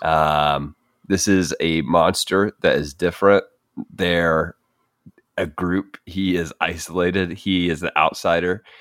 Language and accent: English; United States; a basic white guy growing up in America